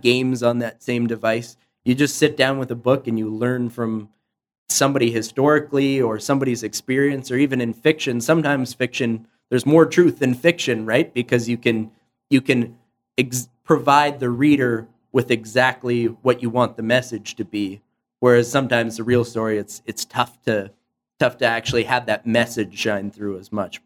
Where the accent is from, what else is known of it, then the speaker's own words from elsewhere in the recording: Canada; being Canadian